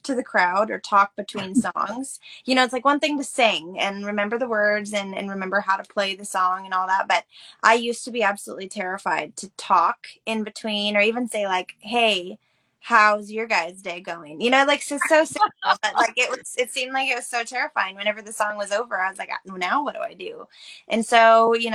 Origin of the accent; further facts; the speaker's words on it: Canby, Oregon, United States; I was born and raised in Oregon, a small town called Canby, and actually grew up on a century farm